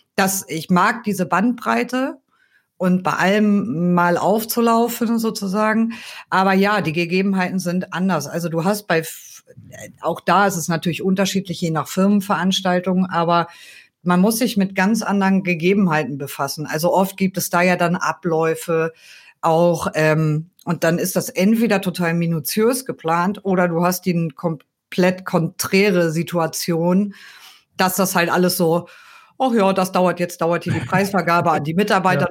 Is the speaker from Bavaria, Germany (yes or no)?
no; near Kiel, Schleswig-Holstein, Germany; moved away as an adult; also born or lived in Cologne; Also ich komme ursprünglich aus der Nähe von Kiel